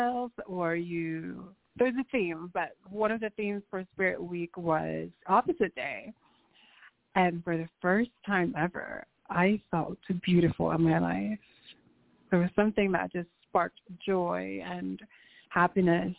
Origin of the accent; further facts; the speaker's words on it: Angeles City, Central Luzon, Philippines; also born or lived in Nevada, United States; now in United States; I was born in the Philippines in the province called Angeles City, Pampanga, and it's a very Catholic-run